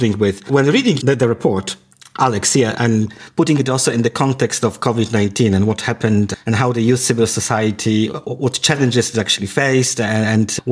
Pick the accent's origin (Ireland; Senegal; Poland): Poland; I come from Poland, where there is a lot of refugees from Ukraine